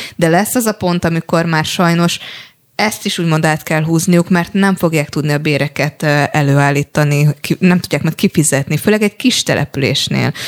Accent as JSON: {"language": "Hungarian", "town": "Paks", "region": "Tolna", "country": "Hungary", "said": "én paksi vagyok"}